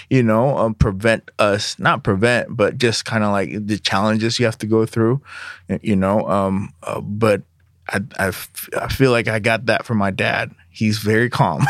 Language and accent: English; Jakarta, Indonesia; now in United States; My parents, uh, are Indonesians. I was born in Indonesia, in Jakarta